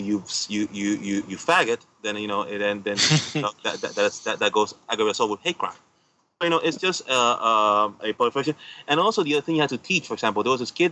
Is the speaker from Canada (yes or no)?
no; Puerto Rico; I'm from Puerto Rico